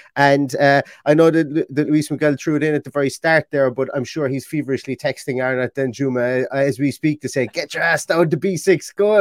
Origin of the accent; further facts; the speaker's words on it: Ireland; accent: Irish; being Irish